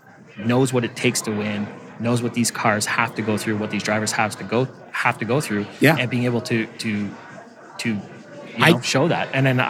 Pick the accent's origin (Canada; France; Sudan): Canada; I'm Canadian.